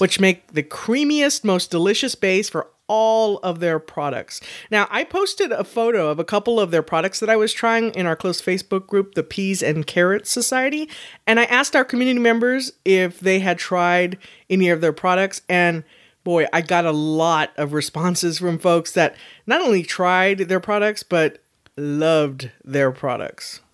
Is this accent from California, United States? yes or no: no; Texas, United States; being from Texas, born and raised in Texas